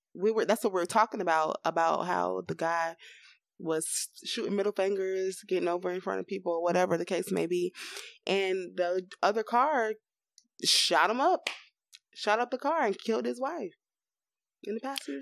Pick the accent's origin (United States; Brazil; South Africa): United States; Florida; we are from Florida. We didn't even tell y'all that. We are in this hot state